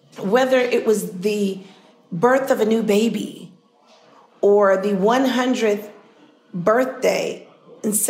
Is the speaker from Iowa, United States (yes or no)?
no; New York City, New York, United States; I was born in Harlem Hospital. We lived on 144th Street in Harlem